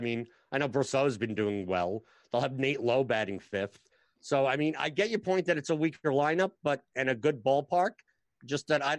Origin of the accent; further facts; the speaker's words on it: New York, United States; I'm from New York.